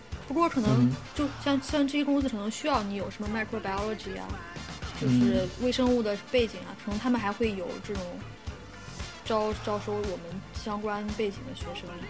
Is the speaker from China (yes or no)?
yes; China; moved away; 可能中国人，就我们从小受到的那种教育，